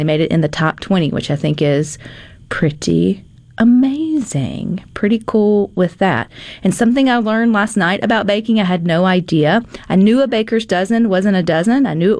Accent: United States; because I am an American. And so I think it's pretty cool. I'm always Team USA.

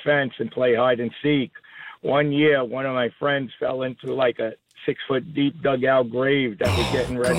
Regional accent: New York City, New York, United States; now in Staten Island, United States; I'm pushing 60 now. I grew up in Brooklyn, the Borough Park area.

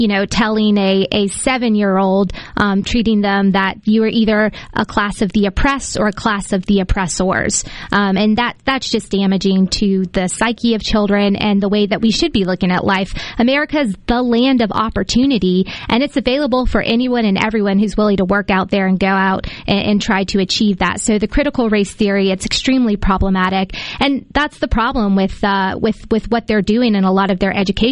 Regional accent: Decatur, Mississippi, United States; You think about places, I'm from Decatur, rural Mississippi.

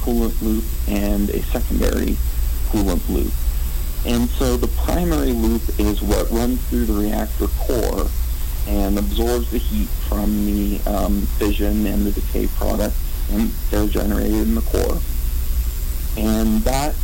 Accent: Albuquerque, New Mexico, United States; moved away as an adult; also born or lived in Seattle / Florida; I grew up in Albuquerque, New Mexico

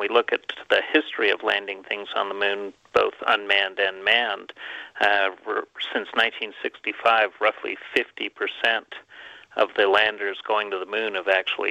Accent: Canada; moved away; I'm originally from Canada

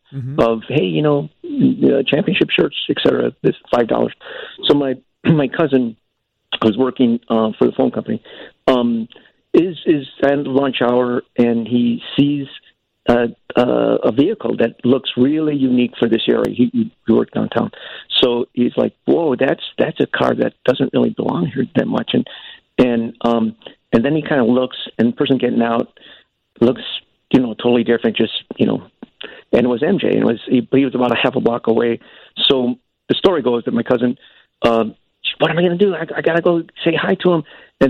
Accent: Chicago, Illinois, United States; moved away as an adult; now in Hawaii, United States; I'm originally a Chicagoan, but I've been living in Hawaii for about 3 years now. So, my heart's always in Chicago.

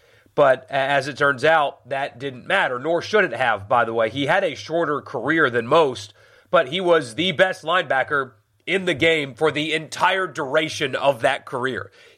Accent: South Carolina, United States; moved away; I grew up in South Carolina.

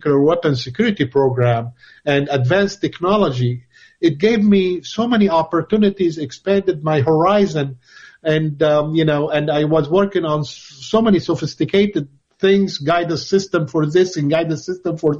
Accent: Lebanon; moved away as an adult; also born or lived in Grenoble, France; I originated in Lebanon. I was born in Lebanon

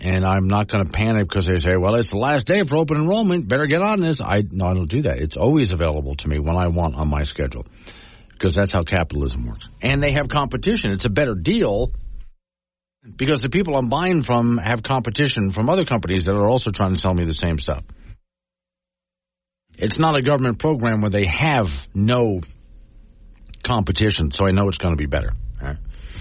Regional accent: Sanibel, Florida, United States; now in Casper, Wyoming, United States; my hometown of Sanibel Island, Florida

